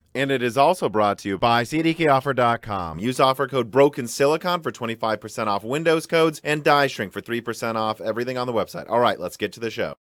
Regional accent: Minnesota, United States; moved away; also born or lived in Illinois; we're from Minnesota, too.

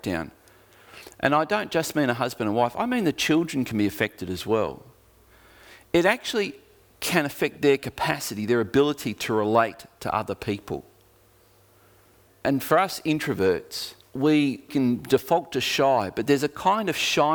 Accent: Geelong, Victoria, Australia; now in Tasmania, Australia; my growing up in Geelong

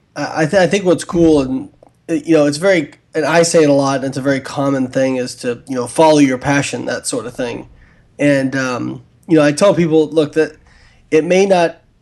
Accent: Evansville, Indiana, United States; my hometown of Evansville, Indiana

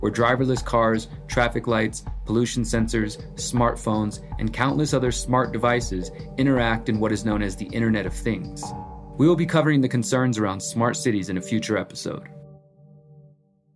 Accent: Houston, Texas, United States; my hometown of Houston, Texas

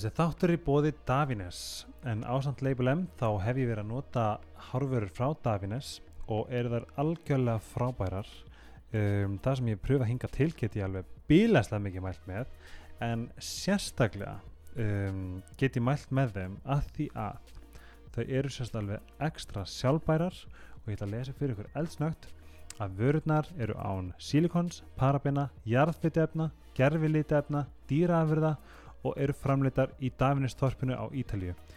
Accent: Seyðisfjörður, Eastern Region, Iceland; ég er frá Seyðisveri

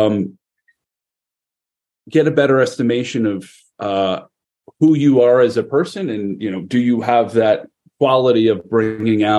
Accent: Connecticut, United States; the state of Connecticut, my home state

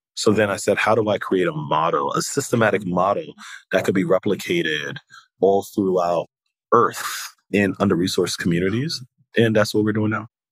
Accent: New York City, New York, United States; also born or lived in Haiti; I was born in Haiti and I came to America at the age of three. And the Haitian community, particularly in New York City and Brooklyn, um, is so connected

